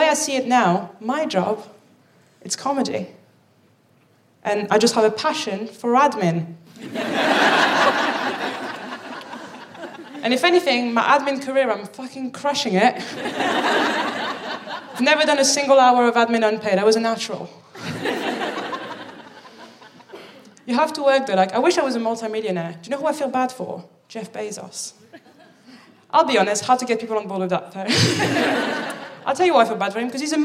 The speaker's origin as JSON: {"language": "English", "town": "Paris", "region": "Île-de-France", "country": "France", "also_born_or_lived": "Birmingham, United Kingdom", "moved": "yes", "lives_now": "London, United Kingdom", "said": "I'm from Paris"}